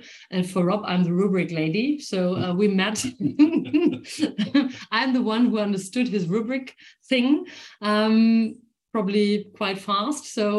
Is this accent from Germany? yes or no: yes; Germany; moved away as an adult; now in Brussels, Belgium; I'm German too. Although I have … my French last name